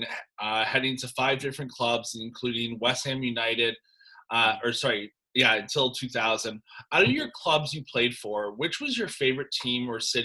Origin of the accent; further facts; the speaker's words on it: Durham, Ontario, Canada; also born or lived in Toronto; being a Canadian myself, like I was born in Toronto, I grew up in Durham.